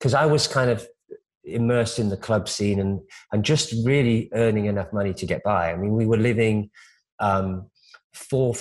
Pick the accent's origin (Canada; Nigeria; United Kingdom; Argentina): United Kingdom; moved away as an adult; also born or lived in Omaha, Nebraska, United States / London, United Kingdom; now in Los Angeles, United States; I grew up in the UK, but I was born in America.